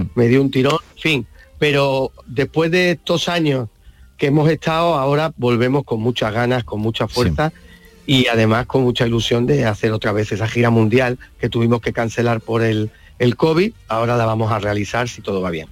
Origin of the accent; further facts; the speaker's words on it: Córdoba, Andalusia, Spain; soy gitano nacido en España, nacido en Córdoba, soy andaluz